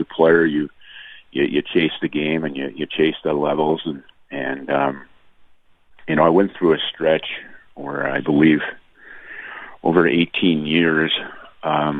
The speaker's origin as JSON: {"language": "English", "town": "Steinbach", "region": "Manitoba", "country": "Canada", "tie": "born or raised there", "moved": "as an adult", "said": "to do this in my hometown"}